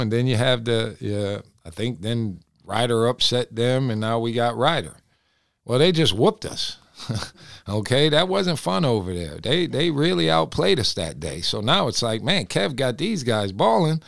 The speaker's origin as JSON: {"language": "English", "town": "Binghamton", "region": "New York", "country": "United States", "moved": "yes", "said": "I'm from Binghamton"}